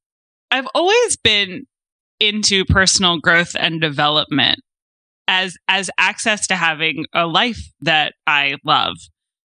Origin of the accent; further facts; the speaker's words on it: right outside of Philadelphia, Delaware, United States; moved away as an adult; now in San Diego, United States; I'm originally from the East Coast, so it was a bit of an adjustment moving from like the Northeast Coast right outside of Philadelphia to in the small state of Delaware to San Diego. But I've been here for 5 years now